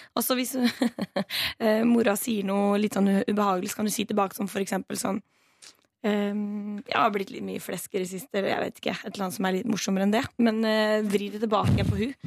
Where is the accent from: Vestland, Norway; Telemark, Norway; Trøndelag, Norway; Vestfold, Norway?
Vestfold, Norway; Stavern; moved away; min lokale festival der jeg kommer fra. Stavernfestivalen